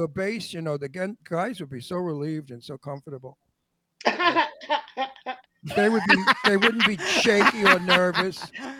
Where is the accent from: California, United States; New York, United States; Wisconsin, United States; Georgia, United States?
New York, United States; Long Island; moved away as an adult; now in Palm Springs, United States; Growing up on Long Island, these grow wild in the empty fields.